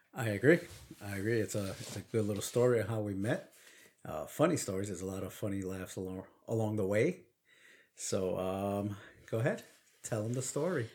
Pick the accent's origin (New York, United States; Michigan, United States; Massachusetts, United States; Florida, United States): New York, United States; New York City; accent: Brooklyn; first language Spanish; English is a second language; growing up in Brooklyn